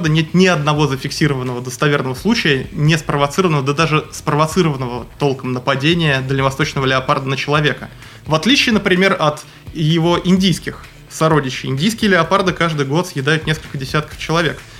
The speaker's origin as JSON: {"language": "Russian", "region": "Moscow", "country": "Russia", "lives_now": "Primorsky Krai, Russia", "said": "Нет, я не из Приморья, я приехал из Москвы. В Приморье я живу шестой год."}